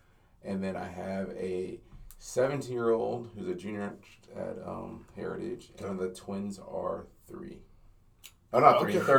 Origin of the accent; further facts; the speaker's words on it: Simi Valley, California, United States; also born or lived in Inglewood, California; And my sister and my parents moved to Simi Valley, went from L.A. to Simi Valley. Simi Valley sounds like what it really is. It's, it's not very diverse. So that's where I spent most of my life was in Simi Valley.